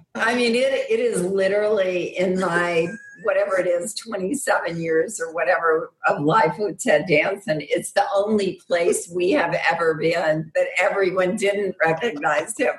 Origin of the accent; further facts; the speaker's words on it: Arkansas, United States; I'm from Arkansas, so West Memphis is in Arkansas